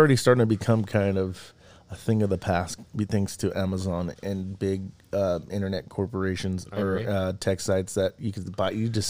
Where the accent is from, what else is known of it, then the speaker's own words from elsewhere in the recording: California, United States; moved away; also born or lived in Utah; I'm from California, but we left her in the early 90s. My parents bought a house in Utah.